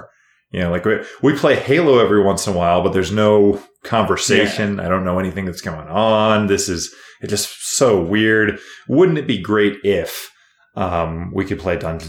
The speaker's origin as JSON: {"language": "English", "region": "Kansas", "country": "United States", "moved": "as an adult", "lives_now": "Las Vegas, United States", "said": "we are all originally from Kansas"}